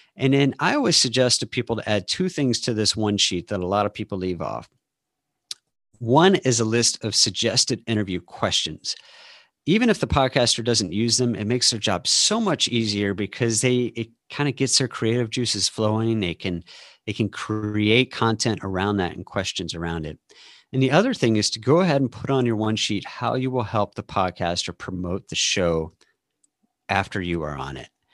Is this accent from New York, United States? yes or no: no; St. Louis, Missouri, United States; also born or lived in Austin, Texas; now in Seattle, United States; I live outside of Seattle now, um, but I grew up in Saint Louis and lived in Austin for twenty years